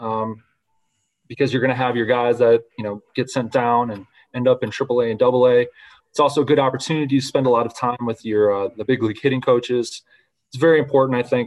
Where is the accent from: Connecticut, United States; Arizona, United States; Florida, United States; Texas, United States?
Florida, United States; Central; I grew up in Central Florida